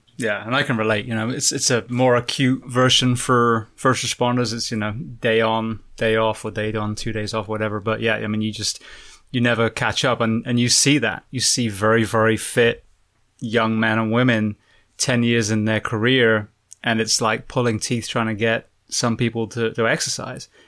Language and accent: English; England, United Kingdom; moved away; I'm a firefighter from England originally